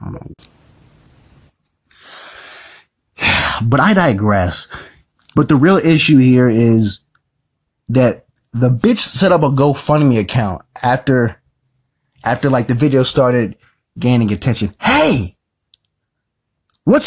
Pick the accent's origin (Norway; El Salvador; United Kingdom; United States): United States; Indiana; I'm from Indiana